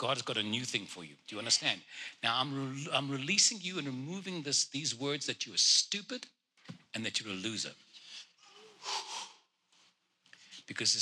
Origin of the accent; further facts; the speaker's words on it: Cape Town, Western Cape, South Africa; first language Afrikaans; English is a second language; moved away; I was born in Cape Town